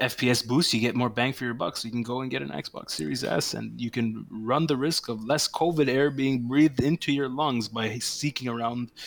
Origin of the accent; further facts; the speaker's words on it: Canada; we are Canadian